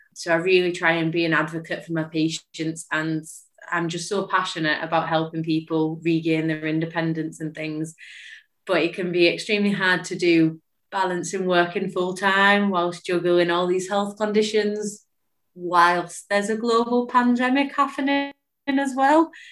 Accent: Lake District, North West England, United Kingdom; also born or lived in Liverpool; I relocated from Liverpool back up to the Lake District where I'm from.

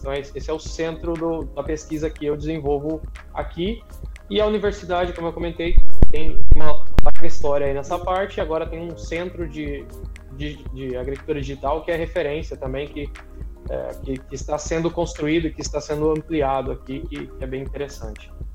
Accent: Mato Grosso, Brazil; moved away as an adult; also born or lived in Paraná / Piracicaba, São Paulo; now in Illinois, United States; eu sou paranaense, vivi a maior parte da minha vida no Mato Grosso, na região da BR-163 lá, Sorriso, Sinop

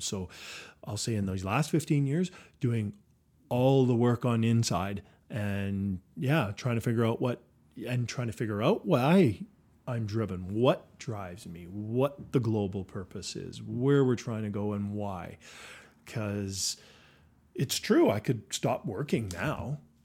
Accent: Saskatoon, Saskatchewan, Canada; growing up on the West Side.

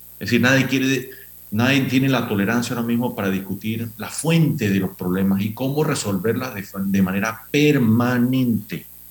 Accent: Panama; Todos somos panameños

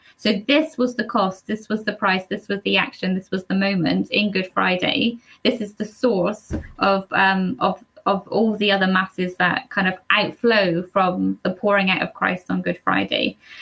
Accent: Cornwall, South West England, United Kingdom; I'm from Cornwall

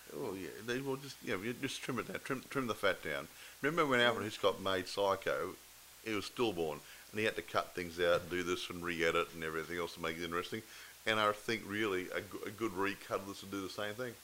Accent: Australia; I'm not English. Uh, I'm Australian

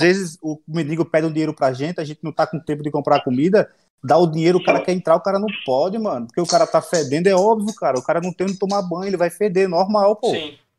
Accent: Northeast Region, Brazil; eu sou do Nordeste

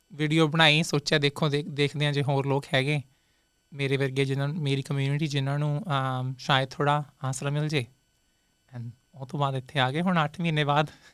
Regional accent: Bhawanigarh, Punjab, India; moved away as an adult; also born or lived in Nabha; now in Toronto, Canada; ਮੇਰਾ ਜਨਮ ਵੈਸੇ ਹੋਇਆ ਸੀ ਜੀ ਨਾਬੇ

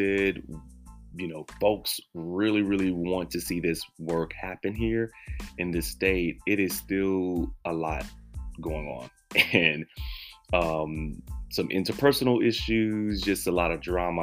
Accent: Texas, United States; moved away; I am a Texan and I love my state, my home state

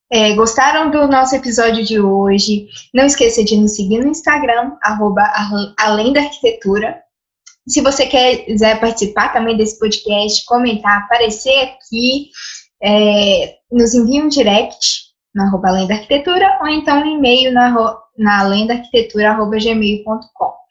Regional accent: Minas Gerais, Brazil; also born or lived in Belo Horizonte area; nós somos de Minas.

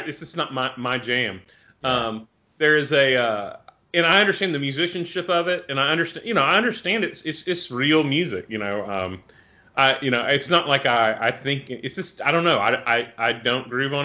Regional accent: Arkansas, United States; I'm from Arkansas, so I'm from the cradle of the blues.

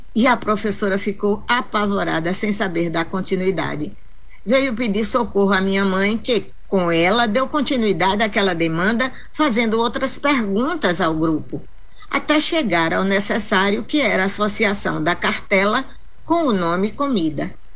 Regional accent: Jacobina, Bahia, Brazil; estar em minha terra

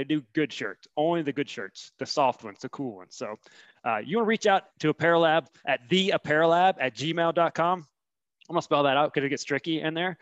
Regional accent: Huntsville, Alabama, United States; I grew up in Huntsville

